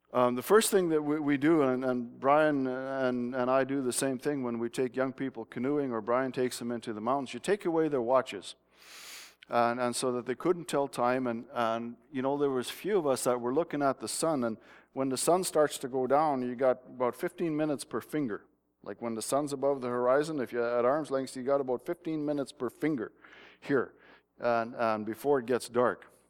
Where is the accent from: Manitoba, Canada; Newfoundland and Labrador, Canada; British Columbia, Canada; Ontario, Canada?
British Columbia, Canada; Smithers; moved away; That's Smithers down in the bottom here. That's where I lived for many years